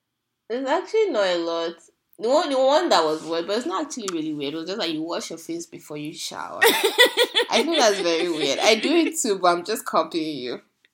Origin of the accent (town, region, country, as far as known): Nigeria